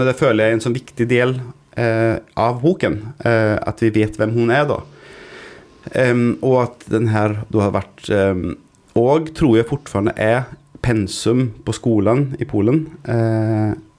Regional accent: Gothenburg, Västra Götaland, Sweden; moved away; I Sverige, i Göteborg, der jeg kommer fra

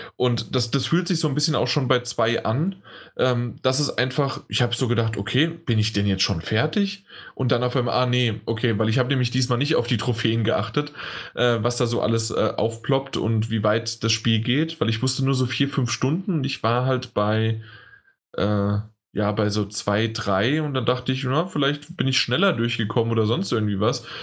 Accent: Germany; als Deutscher

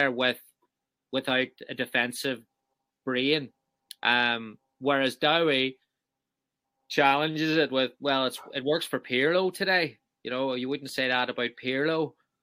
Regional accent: Northern Ireland, United Kingdom; I'm from Northern Ireland

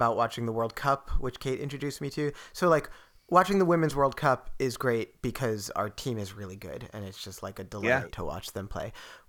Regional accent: United States; you can like root as an American, when you could root for your country and be the underdog.

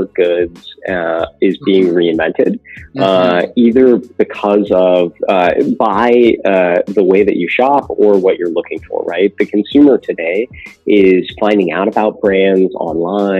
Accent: California, United States; I grew up in California

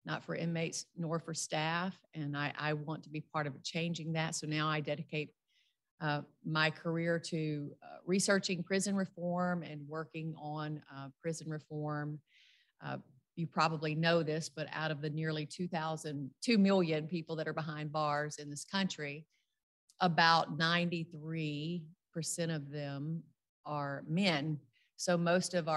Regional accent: rural South Louisiana, United States; I grew up in the Deep South. I'm from rural South Louisiana

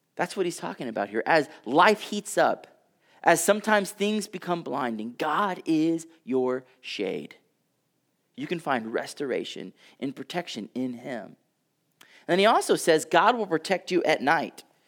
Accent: Texas, United States; I come from Texas.

